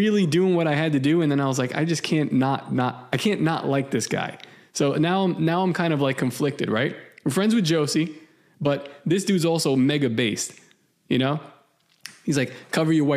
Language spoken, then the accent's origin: English; Puerto Rico; I'm from Puerto Rico.